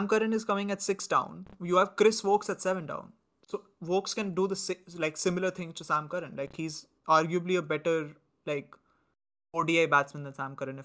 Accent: India; we're Indian

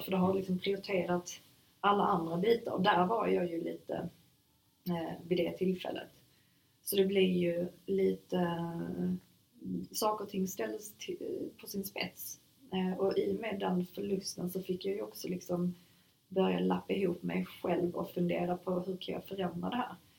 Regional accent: Sweden; also born or lived in Germany; jag var enda svensk

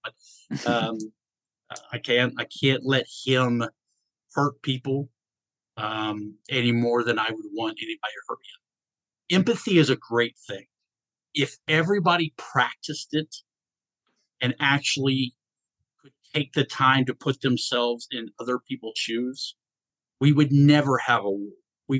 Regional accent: Atlanta, Georgia, United States; Okay, so I grew up in Atlanta, Georgia. I have lived in 42 different states.

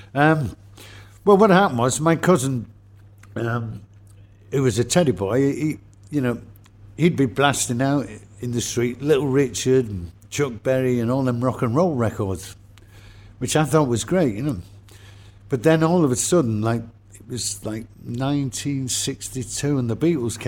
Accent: Manchester, North West England, United Kingdom; I was born in St. Mary's Hospital. It's just off Oxford Road where the Curry Mile is now. And I was born in that hospital, and we lived in Longside till about the age of 7 years old.

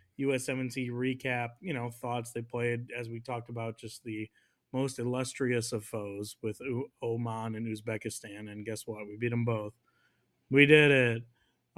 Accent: United States; We're American

